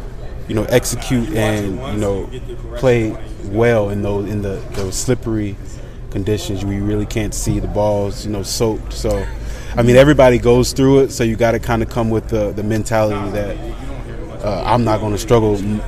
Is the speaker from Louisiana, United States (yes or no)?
yes; Louisiana, United States; now in Virginia, United States; I'm from Louisiana where they have hurricanes all summer, every year.